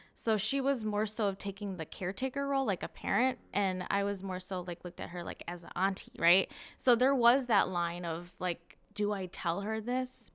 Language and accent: English; Cottage Grove, Minnesota, United States; also born or lived in Saint Paul, Minnesota; I was born and raised in Cottage Grove, Minnesota.